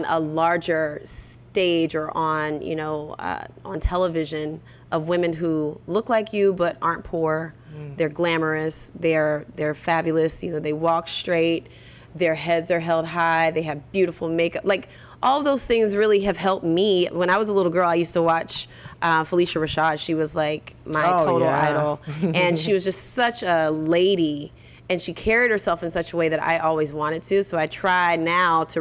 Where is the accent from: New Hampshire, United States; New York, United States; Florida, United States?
Florida, United States; Orlando; I'm from Orlando